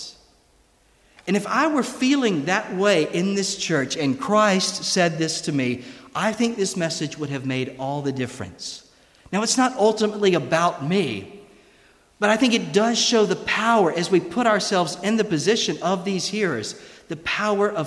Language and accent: English; United States; accent: American; moved away as an adult; now in Scotland, United Kingdom; my American accent